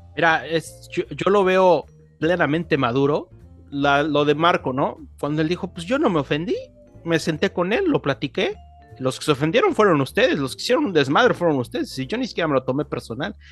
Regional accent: Mexico

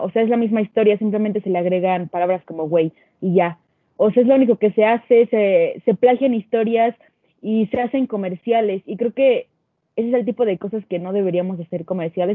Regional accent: Mexico; nosotros como mexicanos

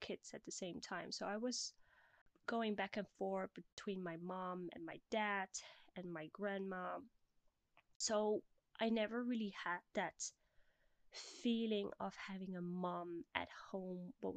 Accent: Bussum, North Holland, Netherlands; moved away; also born or lived in Blaricum; I'm originally from the Netherlands. At this very moment, I am 29 years old. And for all my Dutch listeners, I was born in Blaricum, but I grew up in Bussum

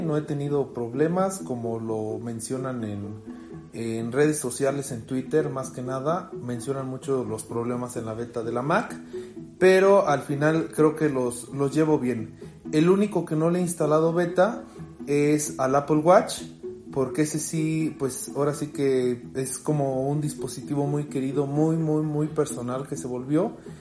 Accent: Mexico; soy de México

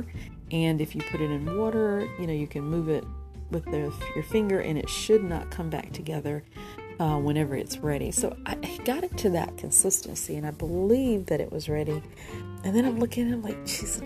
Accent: the South, United States; I'm from the South, and we grew up with not a lot

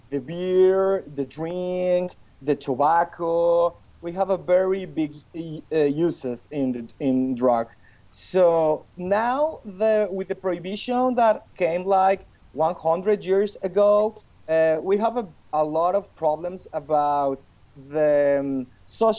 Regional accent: Mexico City, Mexico; moved away as an adult; now in Washington, D.C., United States; I live now in Washington, D.C., but I'm from Mexico City.

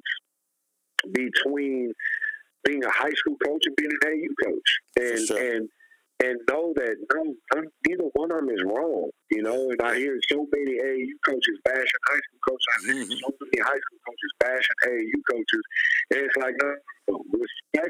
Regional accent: San Antonio, Texas, United States; moved away; I'm from San Antonio

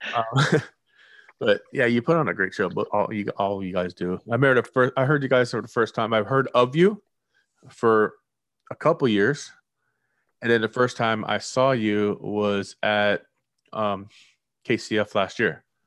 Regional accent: near Fort Lauderdale, South Florida, United States; I've grown up in the city. Not that not Fort Lauderdale. I mean, pretty much. For, I'm right down the road from Fort Lauderdale

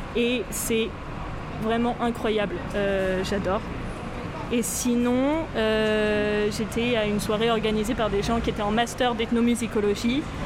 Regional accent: France; je suis française du côté de mon père, et puis ma mère, elle est néo-zélandaise

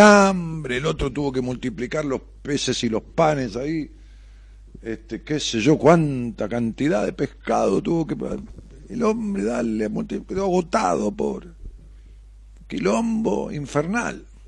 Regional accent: Ramos Mejía, Buenos Aires Province, Argentina; yo voy a Ramos, es mi pueblo

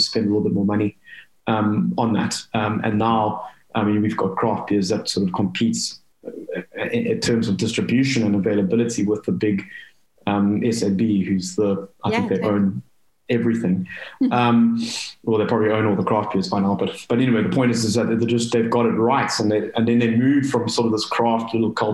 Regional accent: South Africa; I'm as English as they come, but South African

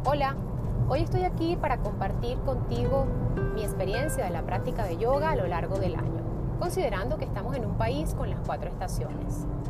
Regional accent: Venezuela; moved away; yo soy venezolana

